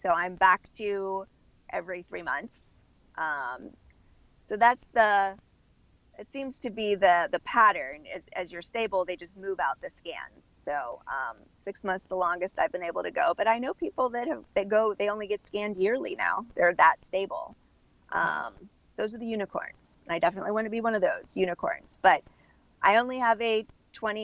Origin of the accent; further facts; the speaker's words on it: Midwest, United States; also born or lived in Orlando, Florida; now in Miami, United States; I was raised in the Midwest. My family is German